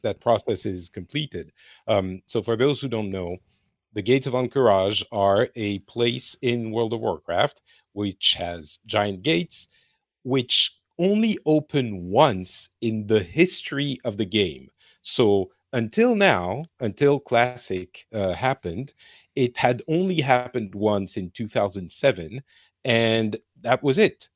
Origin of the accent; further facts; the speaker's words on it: France; now in Finland; I am from France, but I'm currently in Finland